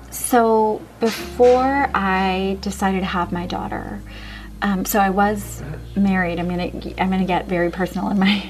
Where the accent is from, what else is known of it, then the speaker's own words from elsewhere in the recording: Chicago, Illinois, United States; I'm born and raised in Chicago, of two immigrants from Gujarat, India